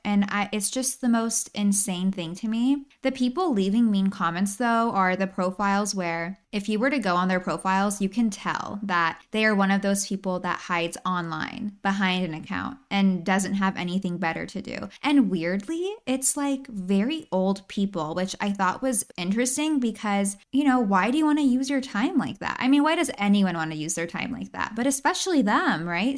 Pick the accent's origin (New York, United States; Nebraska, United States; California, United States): California, United States; San Luis Obispo; My hometown, San Luis Obispo, amazing place for a weekend getaway. You have beaches, you have mountains, you have downtown Slough. I actually grew up there